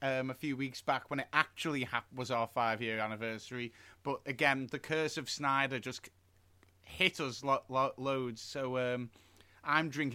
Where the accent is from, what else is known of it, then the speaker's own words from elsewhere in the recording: United Kingdom; we're British.